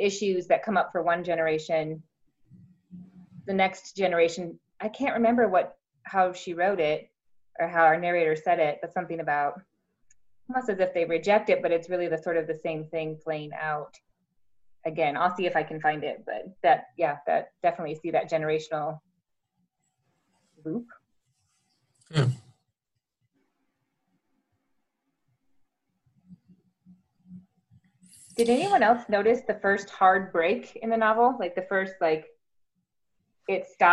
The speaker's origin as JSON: {"language": "English", "region": "South Dakota", "country": "United States", "tie": "born or raised there", "moved": "yes", "lives_now": "Nebraska, United States", "said": "I grew up in South Dakota, in a place that doesn't look much different really from where I live now."}